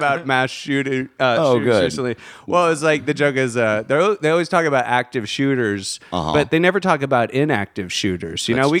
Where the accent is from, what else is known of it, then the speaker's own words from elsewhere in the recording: Virginia, United States; I'm from Virginia.